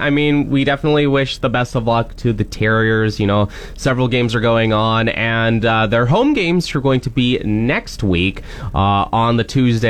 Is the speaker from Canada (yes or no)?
yes; Cambridge, Ontario, Canada; moved away; also born or lived in Whitehorse; I lived back in Cambridge in my hometown.